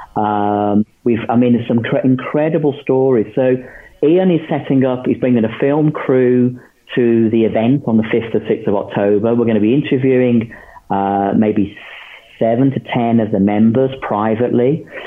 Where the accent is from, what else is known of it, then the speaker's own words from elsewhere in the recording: England, United Kingdom; we're British, we're English